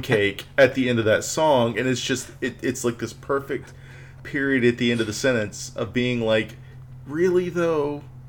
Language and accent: English; Houston, Texas, United States; growing up in Southeast Corner of Houston